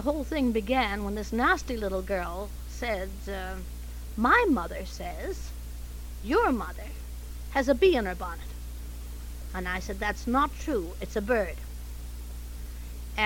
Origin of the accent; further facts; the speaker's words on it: Canada; accent: Canadian; moved away; I was born in Canada, and at that time had rather a harsh R.